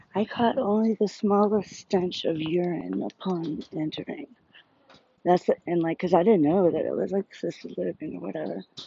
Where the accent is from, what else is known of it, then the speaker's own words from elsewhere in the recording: South Louisiana, United States; I'm from, from Louisiana, South Louisiana.